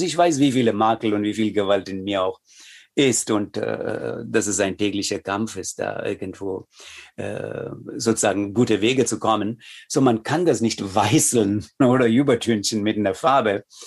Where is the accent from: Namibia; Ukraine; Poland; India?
India; first language Tamil; German is a second language; also born or lived in Chennai / Berlin / Odenwald; now in Germany; als Inder und auch als Inder, der hier im Westen lebt